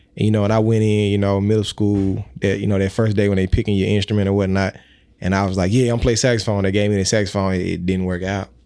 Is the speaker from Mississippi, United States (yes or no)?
yes; Mississippi, United States; I am from Mississippi